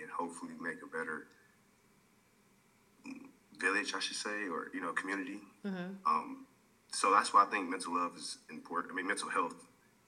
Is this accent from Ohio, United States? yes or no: no; Detroit, Michigan, United States; now in Arizona, United States; I'm actually from Detroit, Michigan. I live in Arizona